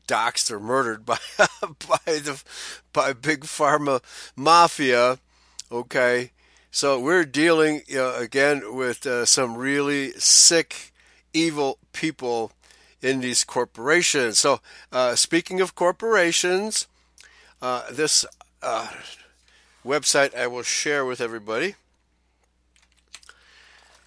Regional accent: Chicago, Illinois, United States; When I was growing up in Chicago in the 1960s

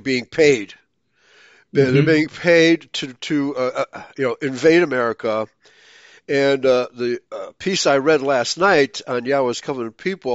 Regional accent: Germany; now in United States; I was born in Germany

